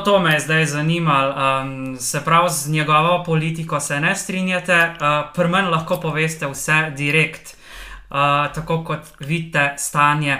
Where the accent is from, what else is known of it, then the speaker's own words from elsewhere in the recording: Slovenia; Slovenci smo delovni narod